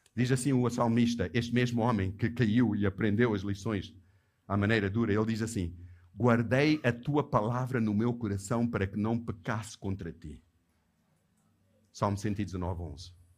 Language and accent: Portuguese; Johannesburg, Gauteng, South Africa; Eu lembrei-me da igreja onde eu cresci, onde a minha santa e bendita mãe me levava à força, quando eu era miúdo, para aquela igreja em Joanesburgo